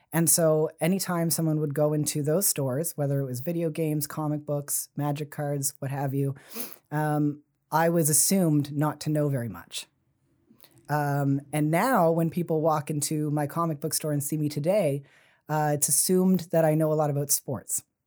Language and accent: English; Fall River, Nova Scotia, Canada; also born or lived in Halifax; now in Sackville, Canada; I grew up in Fall River